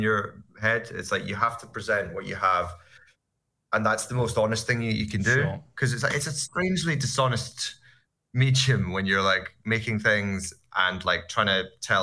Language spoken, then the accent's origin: English; Scotland, United Kingdom; I'm Scottish